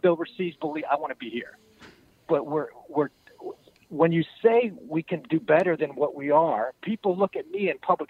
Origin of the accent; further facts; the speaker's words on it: United States; I'm an American. I grew up playing Little League